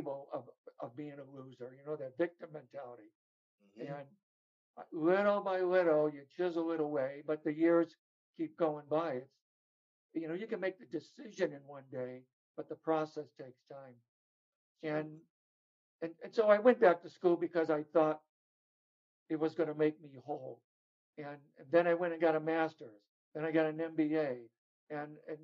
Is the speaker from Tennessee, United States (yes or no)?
no; Chicago, Illinois, United States; moved away; also born or lived in California; growing up in Chicago, I was in an abusive family.